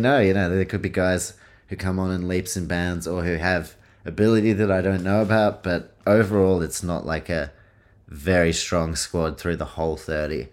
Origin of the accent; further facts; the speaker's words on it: New Zealand; I was born in New Zealand, grew up going to Warriors games